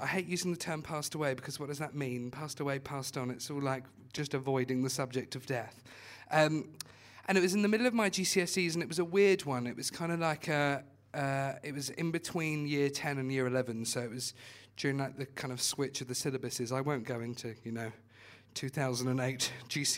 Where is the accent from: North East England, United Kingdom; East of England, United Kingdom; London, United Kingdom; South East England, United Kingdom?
East of England, United Kingdom; Watford; I'm from Watford